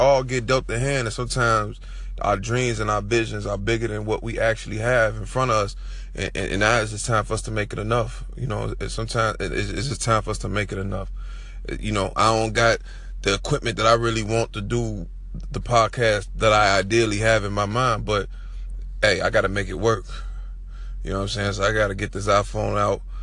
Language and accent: English; Chicago, Illinois, United States; I'm from Chicago